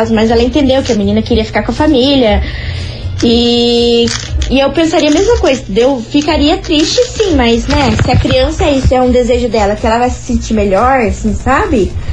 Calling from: São José dos Pinhais, Paraná, Brazil; sou aqui de São José dos Pinhais.

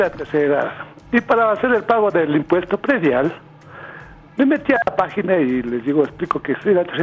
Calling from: Conocoto, Pichincha, Ecuador; Buenas tardes … soy de Conocoto.

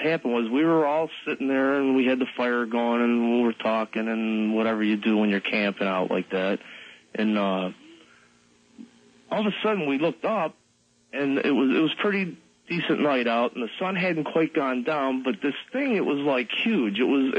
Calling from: Western New York, United States; I'm calling from Western New York.

